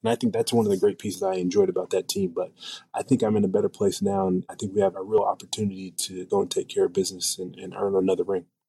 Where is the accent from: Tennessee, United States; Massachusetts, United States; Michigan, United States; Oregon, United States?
Oregon, United States; Portland; I grew up in Portland, Oregon